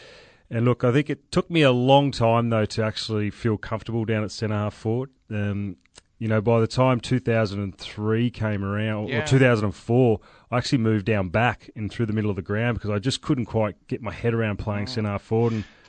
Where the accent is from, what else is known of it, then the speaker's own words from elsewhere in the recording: Wagga Wagga, New South Wales, Australia; I was from New South Wales. I'm up in Wagga in New South Wales, so I had the luxury of being right in the middle of basically Victoria and Sydney. So it was very much an AFL and rugby league and cricket and rugby union sporting town.